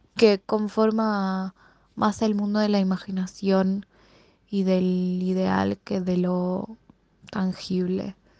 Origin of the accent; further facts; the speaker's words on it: Buenos Aires, Argentina; Yo soy de Capital Federal, eh, vivo en un barrio que se llama Floresta, siempre viví acá